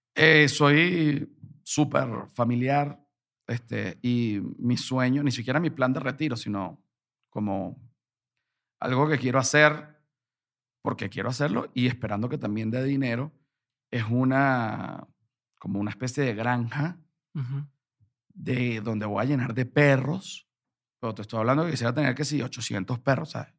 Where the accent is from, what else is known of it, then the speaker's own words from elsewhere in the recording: Venezuela; moved away as an adult; now in Mexico; Yo soy un venezolano acá